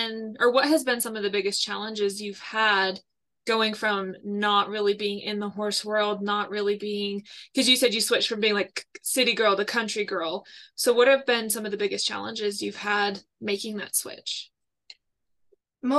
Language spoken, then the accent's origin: English; Orem, Utah, United States; I'm 15. I'm from Orem, Utah.